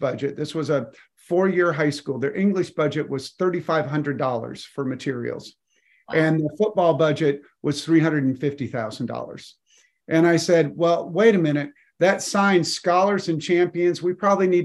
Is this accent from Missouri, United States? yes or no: no; Colorado, United States; I grew up in Colorado, and during my childhood, they dug the Eisenhower Tunnel